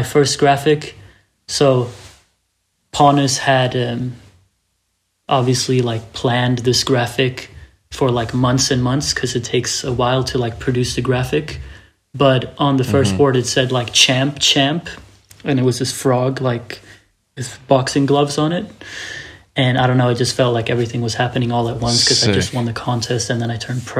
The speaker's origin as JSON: {"language": "English", "town": "Malmö", "region": "Skåne", "country": "Sweden", "tie": "born or raised there", "said": "I grew up in Malmo, Sweden"}